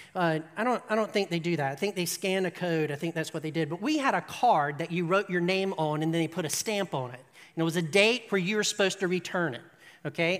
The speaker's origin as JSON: {"language": "English", "country": "United States", "said": "we are American"}